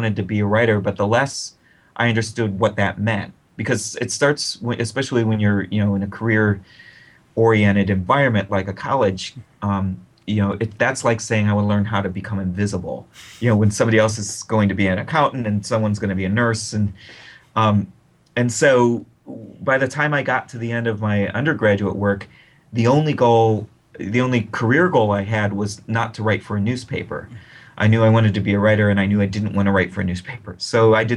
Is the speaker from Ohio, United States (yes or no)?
yes; Akron, Ohio, United States; my hometown newspaper